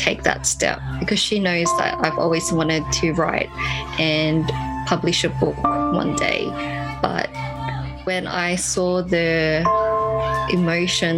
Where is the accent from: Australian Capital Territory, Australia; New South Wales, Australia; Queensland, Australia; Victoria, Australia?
New South Wales, Australia; Sydney; also born or lived in Bataan, Philippines; I was originally from Bataan in the Philippines, and my parents moved here to Australia when I was one. I moved with my siblings and I basically grew up in Western Sydney